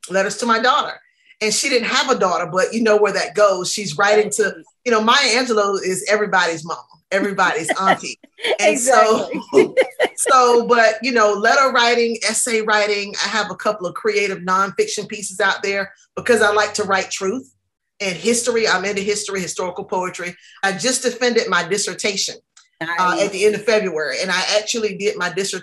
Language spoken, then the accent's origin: English; Southampton County, Virginia, United States; also born or lived in Charlottesville, Virginia; I'm a native Virginian. I grew up in Southampton County